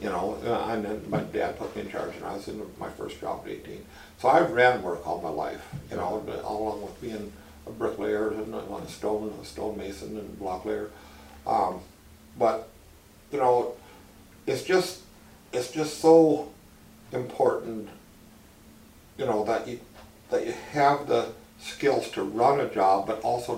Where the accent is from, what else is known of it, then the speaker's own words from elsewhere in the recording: Chamberlain, South Dakota, United States; Chamberlain, South Dakota.